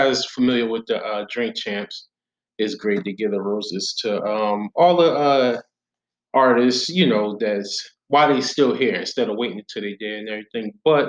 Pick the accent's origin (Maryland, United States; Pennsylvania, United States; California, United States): Pennsylvania, United States; Philadelphia; we're from Philly.